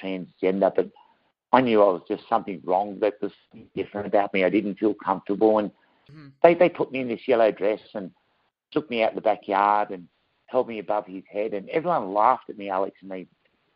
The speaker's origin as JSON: {"language": "English", "town": "Wagga Wagga", "region": "New South Wales", "country": "Australia", "tie": "born or raised there", "said": "I'm an Australian girl born in a country town called Wagga Wagga."}